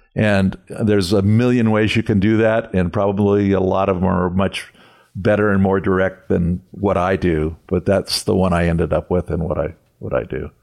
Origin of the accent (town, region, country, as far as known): Calabasas, California, United States; born or raised there; also born or lived in Santa Monica, California / Venice, California